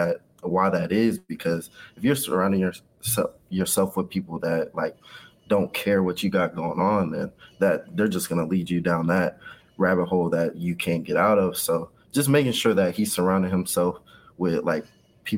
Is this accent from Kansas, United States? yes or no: yes; Kansas City, Kansas, United States; I was raised in Wyandotte County, Kansas, on the Kansas side. So Kansas City, Kansas, all the way up until high school. And that's when I moved to the Kansas City, Missouri side.